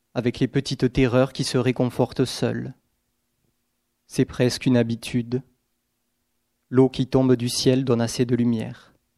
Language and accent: French; Aveyron, Occitania, France; also born or lived in Gers; les paysages de mon enfance, donc plutôt en Aveyron